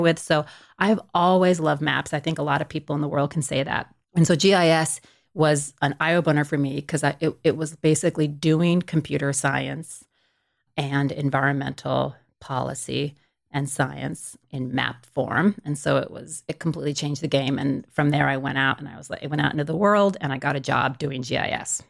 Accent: Stockton, California, United States; I'm from Stockton, California, which is, you know, a pretty large city in California, but it's right in the middle of the state. It's, you know, back in the late eighties when, when I grew up there.

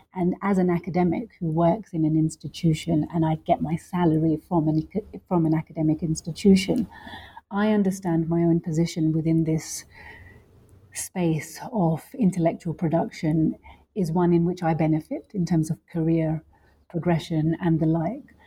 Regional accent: London, United Kingdom; also born or lived in Lahore, Pakistan; I grew up in London, um, and I also grew up a little bit also in Pakistan, specifically in Lahore

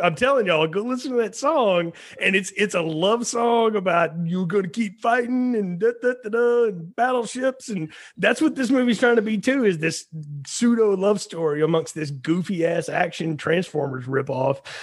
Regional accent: Alabama, United States; I grew up in Alabama

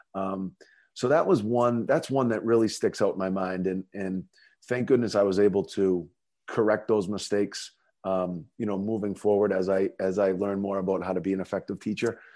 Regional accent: North Andover, Massachusetts, United States; growing up in North Andover, um, you know, obviously a community that's near and dear to my heart

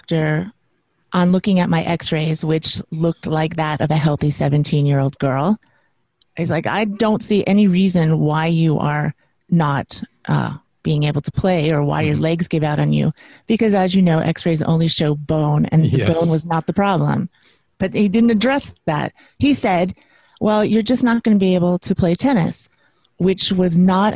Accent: Las Vegas, Nevada, United States; moved away as an adult; also born or lived in New York City; I grew up in Las Vegas. I was born in Las Vegas, Nevada, and I was raised there.

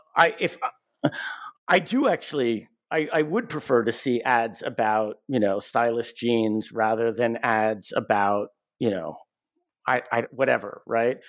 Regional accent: United States; I'm an American

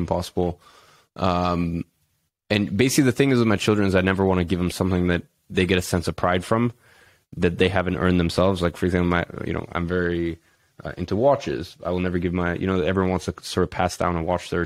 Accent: London, United Kingdom; growing up in London

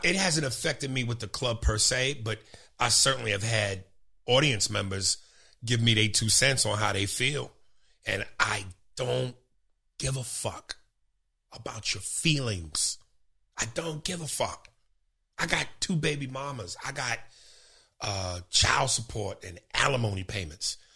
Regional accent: New York, United States; also born or lived in New Jersey; I'm from New York. This is home.

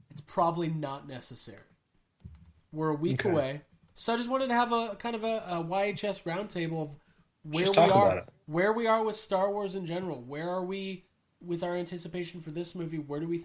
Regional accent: Chicago, Illinois, United States; It will be next April in Chicago, my hometown.

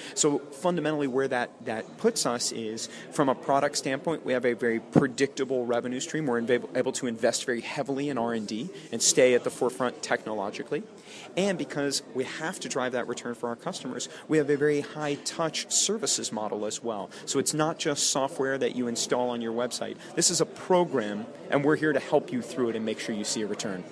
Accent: United States; moved away as an adult; also born or lived in Austin, Texas; now in London, United Kingdom; as an American moving to Europe

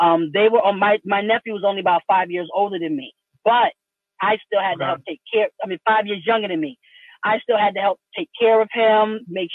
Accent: New York, United States; I'm from New York, grew up in the suburbs

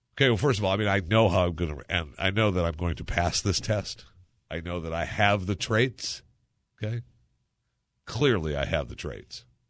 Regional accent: Michigan, United States; moved away as an adult; growing up in Michigan

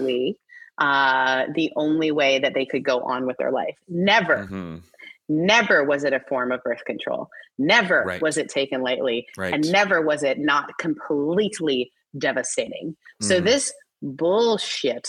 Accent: Mississippi, United States; my home state, Mississippi

